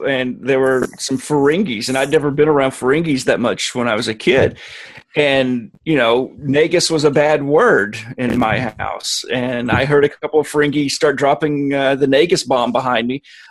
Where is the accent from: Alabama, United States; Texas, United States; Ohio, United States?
Alabama, United States; moved away as an adult; now in Virginia, United States; I'm from Alabama. And I was living in Alabama when this show aired.